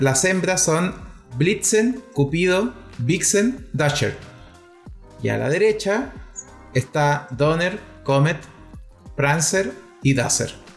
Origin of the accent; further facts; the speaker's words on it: Chile; nosotros como chilenos